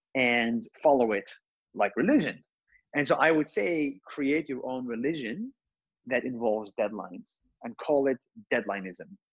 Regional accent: Israel; I was born in Israel, but I'm not Jewish.

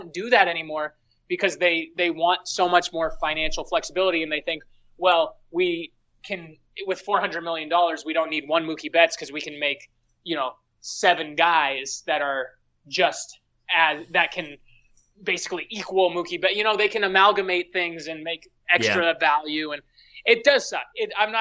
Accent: Seattle, Washington, United States; we're from Seattle

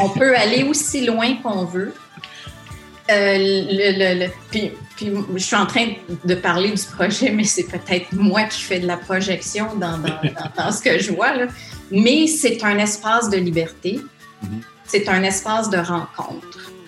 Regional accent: the North, Ontario, Canada; je viens du Nord

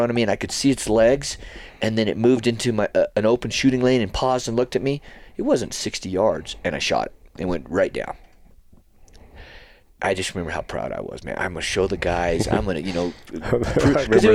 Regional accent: New Mexico, United States; growing up in New Mexico

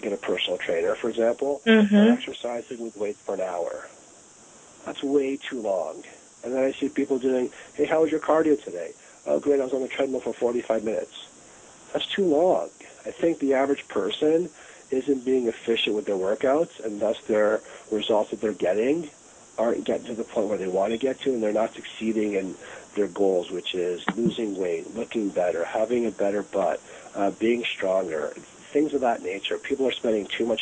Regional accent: Toronto, Ontario, Canada; now in Los Angeles, United States; I grew up in Toronto, Canada

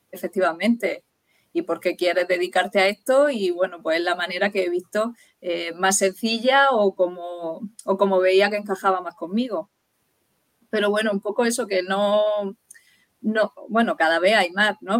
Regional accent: Murcia, Region of Murcia, Spain; also born or lived in Dublin; Y volví a Murcia, porque yo soy de Murcia

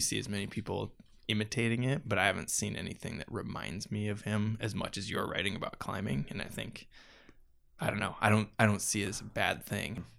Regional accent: Iowa, United States; moved away; also born or lived in Denver, Colorado; the small town Iowa newspapers that I grew up

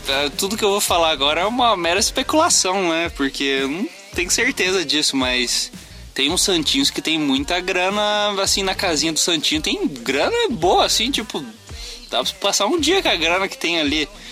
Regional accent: Brazil; Eu sou brasileiro

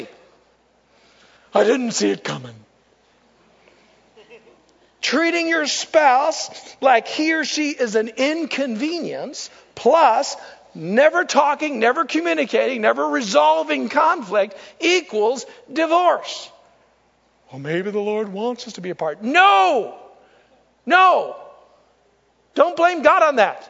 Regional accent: United States; I'm an American.

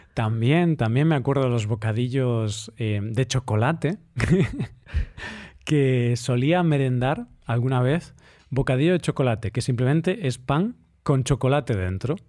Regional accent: Spain; como español, que llevaba toda mi vida comiendo pan

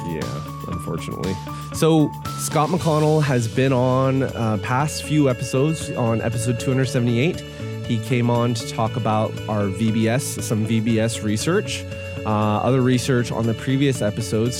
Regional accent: Canada; I am Canadian

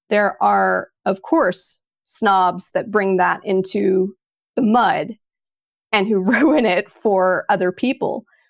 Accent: Texas, United States; moved away as an adult; also born or lived in Sydney, Australia / Prague, Czech Republic; now in Netherlands; I'm originally from Texas, and I grew up most of my life in Texas, aside from living in Sydney as a kid with my family.

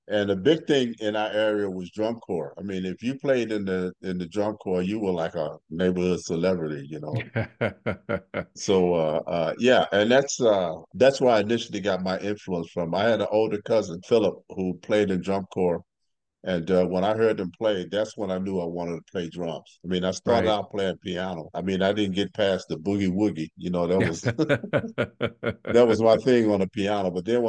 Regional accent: St. Louis, Missouri, United States; Yeah, I grew up in North St. Louis. It's our area was nicknamed DeVille.

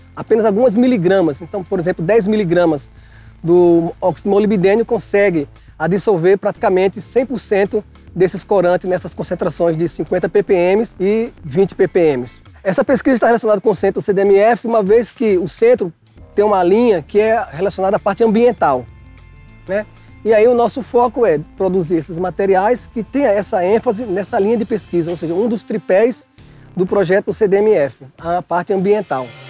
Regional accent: João Pessoa, Paraíba, Brazil; now in Bauru, Brazil; sou de João Pessoa, da Paraíba, e sou professor da Unesp de Bauru

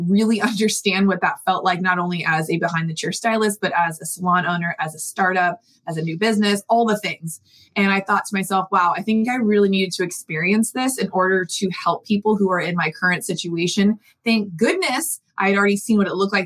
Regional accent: San Diego, California, United States; I grew up in San Diego

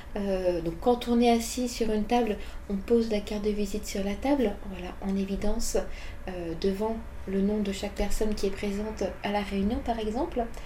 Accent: France; moved away as an adult; now in Japan; en tant que Française

